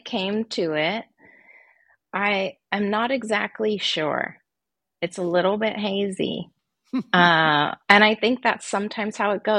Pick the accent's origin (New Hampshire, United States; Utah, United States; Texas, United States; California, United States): California, United States; Santa Barbara; I grew up in Santa Barbara with a background very much in living in a more wild landscape, very close to nature, and spent a lot of time outside.